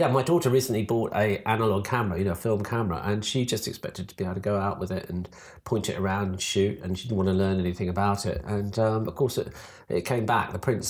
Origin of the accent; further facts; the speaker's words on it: Suffolk, East of England, United Kingdom; I was born in Suffolk